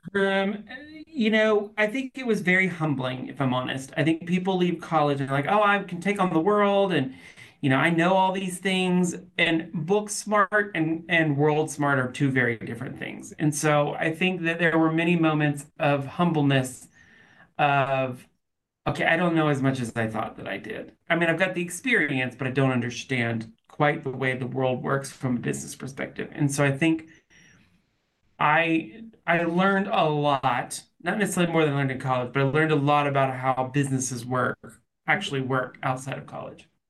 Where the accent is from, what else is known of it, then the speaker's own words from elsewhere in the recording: Nashville, Tennessee, United States; also born or lived in Auburn; I'm from Nashville. I moved back to Nashville